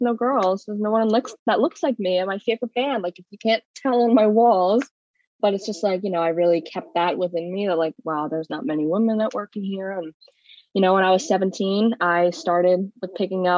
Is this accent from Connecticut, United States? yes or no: no; Philadelphia, Pennsylvania, United States; I'm from South Philly